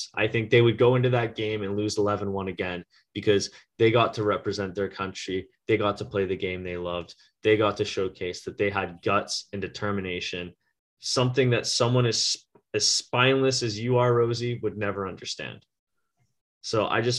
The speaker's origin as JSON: {"language": "English", "country": "Canada", "said": "as a Canadian, as a patriot"}